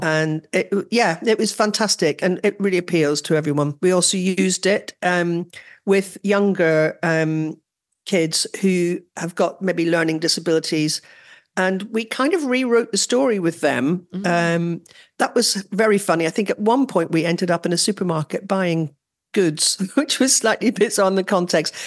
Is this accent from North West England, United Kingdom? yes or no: no; Northern Ireland, United Kingdom; accent: Northern Irish; my Northern Irish accent